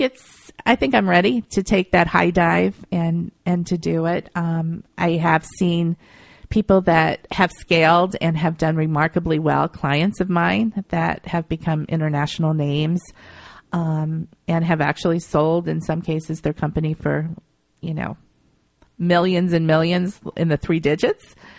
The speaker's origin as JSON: {"language": "English", "town": "Akron", "region": "Ohio", "country": "United States", "tie": "born or raised there", "moved": "as an adult", "lives_now": "New York, United States", "said": "I grew up in Akron, Ohio, and I had family around me"}